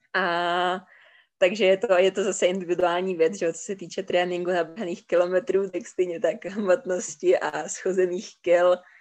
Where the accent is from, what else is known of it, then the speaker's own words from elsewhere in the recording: Czechia; z Čech